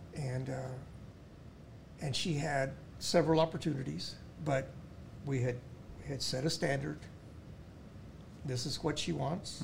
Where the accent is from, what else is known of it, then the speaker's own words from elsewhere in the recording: United States; I'm an American.